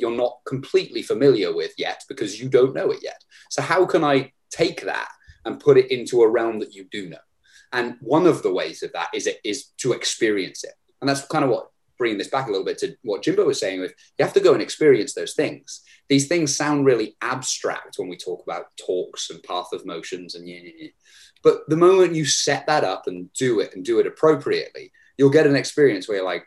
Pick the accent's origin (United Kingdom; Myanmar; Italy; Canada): United Kingdom; Herefordshire, West Midlands; my hometown of Herefordshire